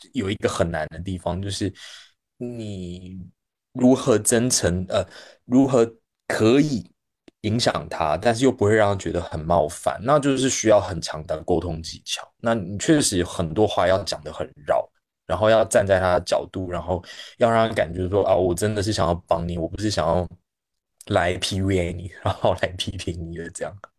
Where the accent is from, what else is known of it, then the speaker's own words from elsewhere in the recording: Taiwan; accent: Taiwanese; also born or lived in Beijing, China; now in China; 我是一个长期在大陆的台湾人，大家也可以听到我口音。然后，嗯，我现在的生活就是在国内 各个地方到处跑